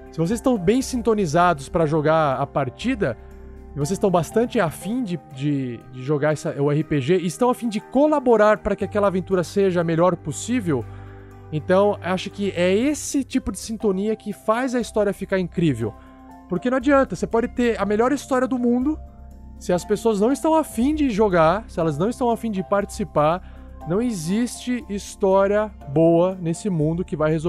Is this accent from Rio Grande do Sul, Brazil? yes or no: no; Santo André, São Paulo, Brazil; now in Uberlândia, Brazil; tenho 24 anos, sou natural de Santo André, São Paulo, mas moro em Uberlândia, Minas Gerais, há 12 anos.